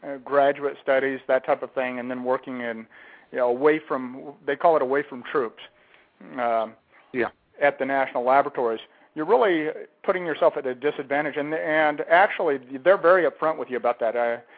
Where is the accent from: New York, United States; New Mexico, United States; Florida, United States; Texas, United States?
New Mexico, United States; Lincoln; moved away; also born or lived in Roswell, New Mexico; I grew up in a little small town close to there called Lincoln, New Mexico, and we didn't even have any school there, so I went to school in a nearby small town called Capitan. I graduated from Capitan High in 1975